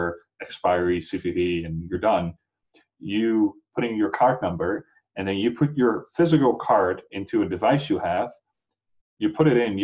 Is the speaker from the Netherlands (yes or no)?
yes; Netherlands; now in United States; I'm not from the U.S. originally. I'm from the Netherlands.